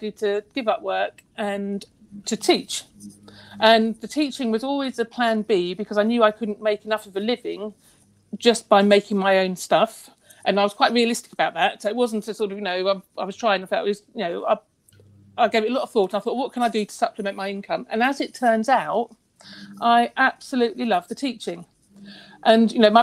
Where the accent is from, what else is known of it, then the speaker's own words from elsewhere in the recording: Battle, South East England, United Kingdom; I'm actually born brought up in Battle, so I'm very local.